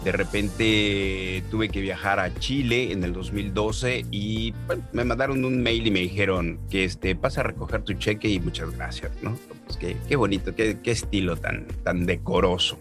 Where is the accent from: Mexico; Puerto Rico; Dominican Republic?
Mexico; now in Canada; yo ya llevo 18 años fuera de México